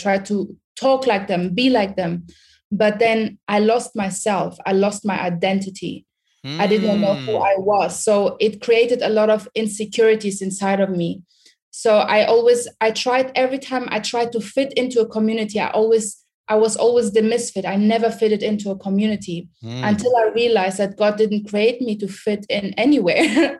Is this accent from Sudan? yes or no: yes; Sudan; English is a second language; moved away; also born or lived in Germany / United Kingdom; I'm originally from Sudan. I don't know if you guys know anything about Sudan. If you, Michael, know, Sudan is in Africa. It's close to Egypt. I was born in Sudan, and then from Sudan, I moved to Germany. From Germany, I lived in Germany 17 years.